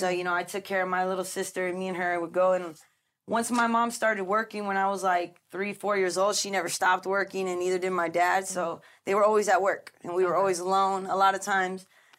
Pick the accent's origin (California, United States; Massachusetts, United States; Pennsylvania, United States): California, United States; Santa Ana; Well, I come from Southern California, you know, Santana. To be exact, in a Mexican household